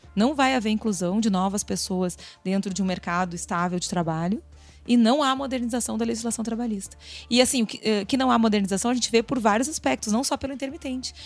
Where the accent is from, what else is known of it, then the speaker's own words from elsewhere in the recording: Rio Grande do Sul, Brazil; Eu sou gaúcha